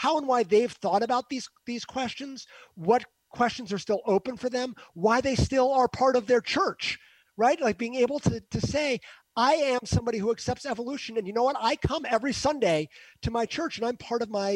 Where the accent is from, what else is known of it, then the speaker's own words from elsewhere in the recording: Northeast, United States; I'm from the Northeast. So in the Northeast, I live in an echo chamber.